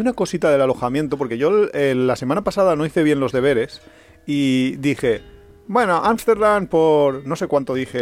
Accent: Valencian Community, Spain; somos muy, muy valencianos

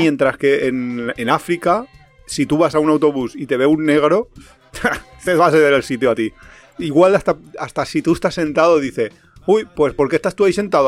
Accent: Valencia, Valencian Community, Spain; nosotros somos de Valencia

